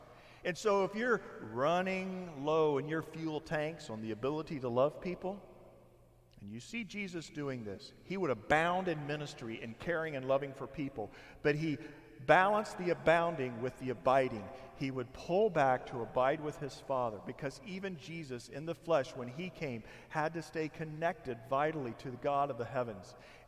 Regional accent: Indiana, United States; now in Temecula, United States; some of you know that my wife and I, we come from Indiana. 7 years ago, we packed up the moving van and our vehicles, and we drove here.

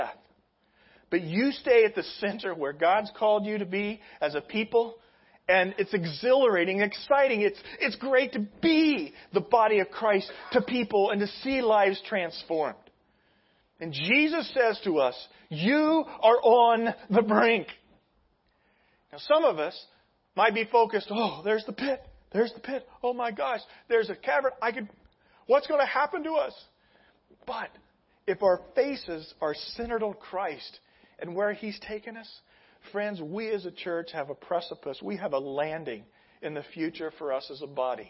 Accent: Midwest, United States; I'm from the Midwest

